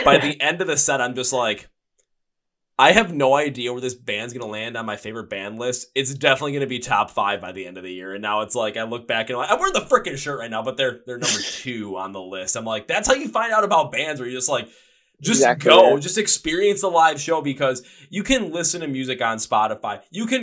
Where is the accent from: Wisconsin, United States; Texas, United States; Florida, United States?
Wisconsin, United States; Milwaukee; my hometown of Milwaukee